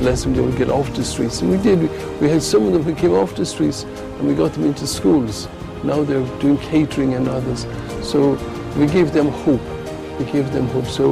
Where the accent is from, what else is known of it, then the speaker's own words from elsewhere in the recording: Ireland; moved away as an adult; now in Accra, Ghana; I came from Ireland, where I was born